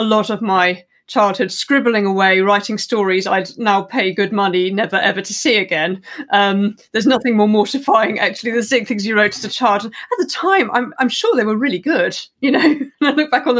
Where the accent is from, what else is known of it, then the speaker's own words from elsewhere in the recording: West Country, South West England, United Kingdom; also born or lived in Cambridge; now in Surrey, United Kingdom; I grew up in the West Country